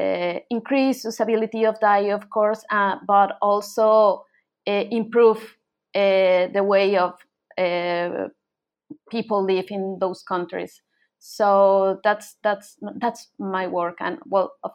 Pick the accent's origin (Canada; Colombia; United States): Colombia; moved away as an adult; now in Buenos Aires, Argentina; I'm from Colombia, but I moved to Argentina in Buenos Aires like about 10 years ago.